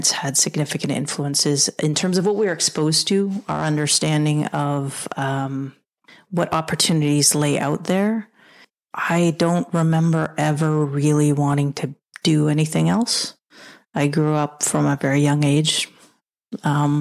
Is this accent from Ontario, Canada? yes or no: no; Edmonton, Alberta, Canada; also born or lived in Montreal, Quebec; I grew up in Edmonton, Alberta. I was born in Montreal, actually, while my dad was in doing his residency out there